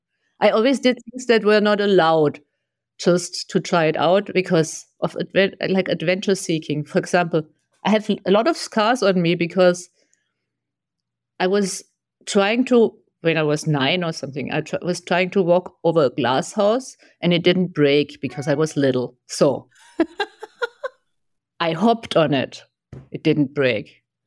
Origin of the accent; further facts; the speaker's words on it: Germany; moved away as an adult; also born or lived in Taiwan; now in United States; So before I lived in Germany. So I grew up in Germany. Very orderly.